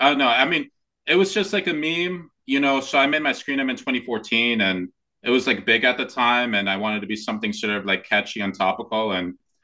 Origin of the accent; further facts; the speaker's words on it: South Florida, United States; also born or lived in Arizona; I grew up in South Florida, and I'm a big Heat fan